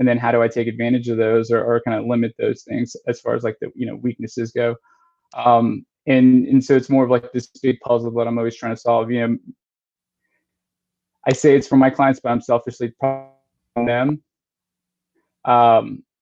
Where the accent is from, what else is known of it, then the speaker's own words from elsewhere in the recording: Texas, United States; now in Charlotte, United States; I grew up in Texas, so, you know, football's like everything